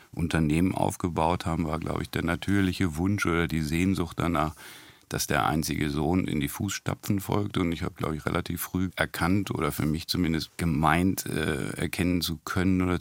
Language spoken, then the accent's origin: German; Hanover, Lower Saxony, Germany; aber zumindest kann ich sagen, ich komme aus Hannover.